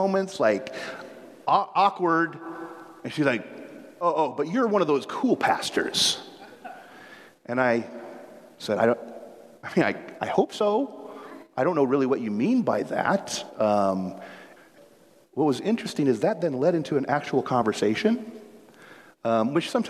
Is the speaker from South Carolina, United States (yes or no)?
no; Chicago, Illinois, United States; now in Seattle, United States; I grew up in Chicago